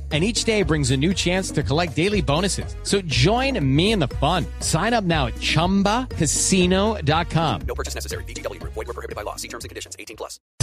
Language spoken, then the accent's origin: Spanish; Colombia; los colombianos